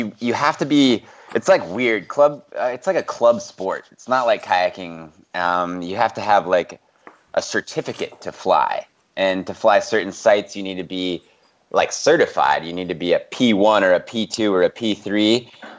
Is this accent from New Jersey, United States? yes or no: no; Bozeman, Montana, United States; I grew up in Bozeman, Montana